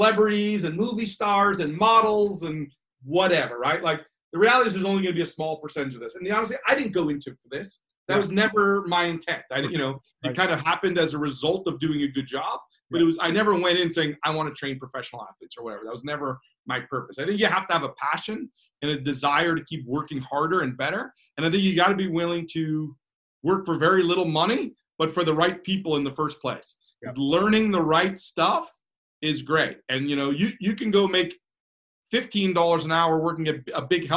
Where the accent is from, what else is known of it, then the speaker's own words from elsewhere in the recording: United States; I'm an American guy.